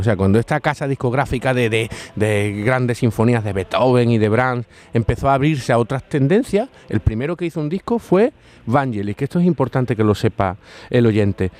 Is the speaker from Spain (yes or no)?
yes; Andalusia, Spain; accent: Andalusian; mi acento andaluz